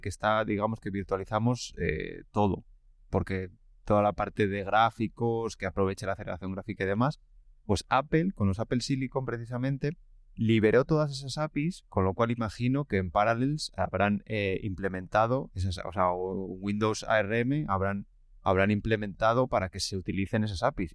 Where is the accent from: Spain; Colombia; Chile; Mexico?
Spain; village near La Camperona, Castile and León; mi pueblo, lo he desvelado, estaba hablando de un pueblo ficticio en mi pueblo, eh, no tiene cobertura, pero tiene antenas